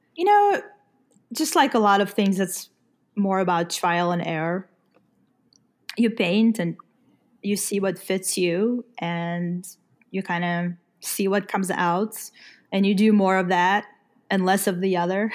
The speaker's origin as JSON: {"language": "English", "country": "Ukraine", "moved": "yes", "said": "I'm from Ukraine"}